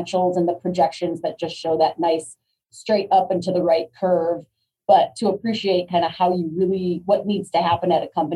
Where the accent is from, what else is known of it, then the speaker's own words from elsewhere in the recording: Chicago, Illinois, United States; I grew up in Chicago. I went to school at the University of Illinois. I got my first job back downtown Chicago, very Midwest centric